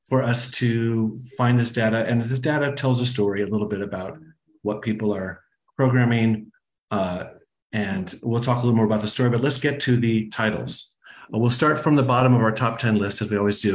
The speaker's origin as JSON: {"language": "English", "region": "Arizona", "country": "United States", "tie": "born or raised there", "moved": "yes", "said": "My home state of Arizona"}